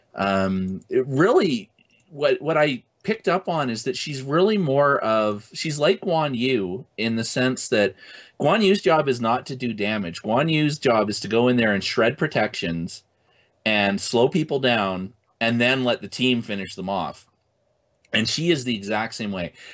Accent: Canada; I'm Canadian

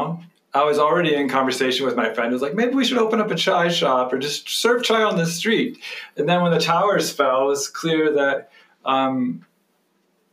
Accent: Athens, Ohio, United States; also born or lived in West Virginia; I was born in West Virginia, but I was raised in Ohio, in Athens, Ohio

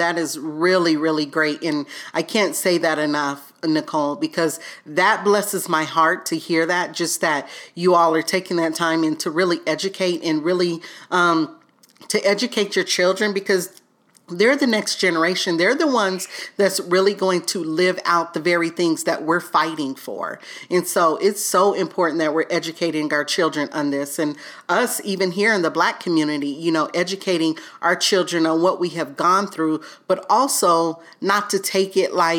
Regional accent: the South, United States; growing up in the South, you know, so...

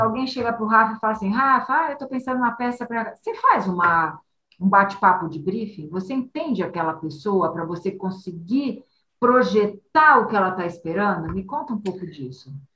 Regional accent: Santos, São Paulo, Brazil; moved away; passei minha, minha juventude em Santos

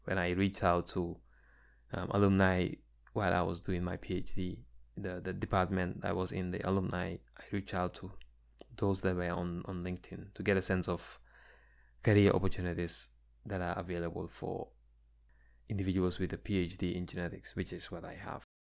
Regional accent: Gambia; now in United States; my experiences growing up in the Gambia

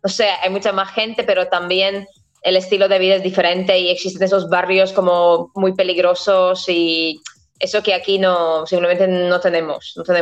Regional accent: Riga, Latvia; Spanish is a second language; yo en general soy, soy de la capital, soy de, de Riga. Mm. Entonces, bueno, también en mi infancia pues pasé casi todos los meses del año en, en la ciudad de, de, Riga, que es la capital

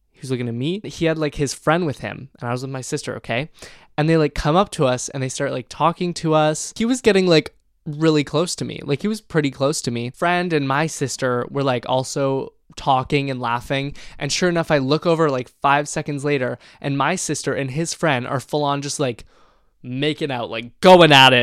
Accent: Canada; moved away as an adult; now in British Columbia, Canada; My hometown is pretty conservative

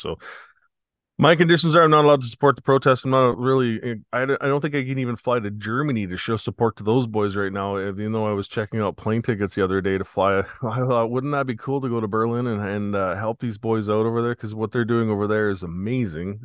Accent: Canada

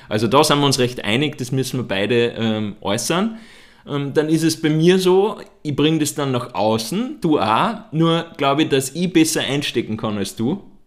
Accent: Upper Austria, Austria; da, wo ich herkomme, in Oberösterreich

